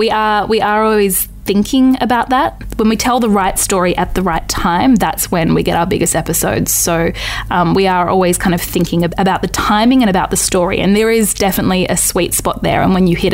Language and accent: English; Northern Territory, Australia; moved away; I'm from the Northern Territory originally